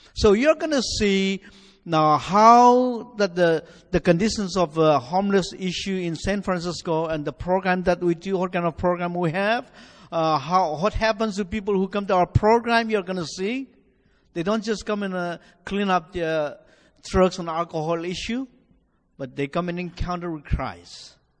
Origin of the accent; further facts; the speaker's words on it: Nagaland, India; now in United States; I'm originally from India, you know, from my accent, uh, from northeastern part of India, a state called Nagaland